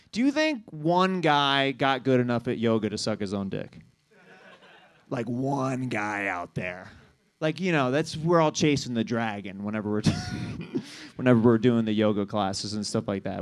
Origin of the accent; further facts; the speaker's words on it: Kansas City, Missouri, United States; now in Los Angeles, United States; I'm from Kansas City